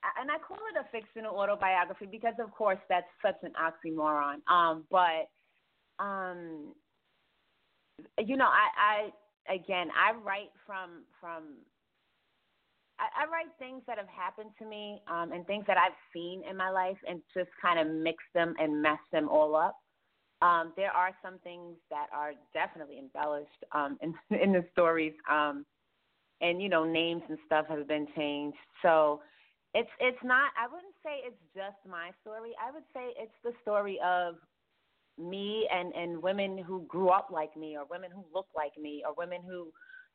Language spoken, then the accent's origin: English; New York City, New York, United States; I'm from Queensbridge